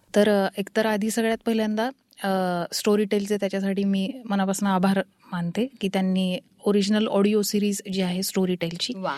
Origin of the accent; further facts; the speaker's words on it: Paithan, Maharashtra, India; moved away; also born or lived in Aurangabad / Pune; मी मूळची पैठणची आहे आणि शिक्षणामुळे औरंगाबाद आणि पुणे असं आम्ही राहत आलो